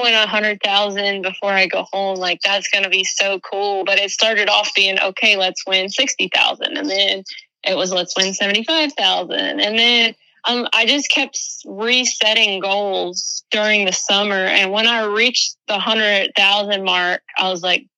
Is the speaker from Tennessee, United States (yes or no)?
no; Virginia, United States; Martha and I grew up in Virginia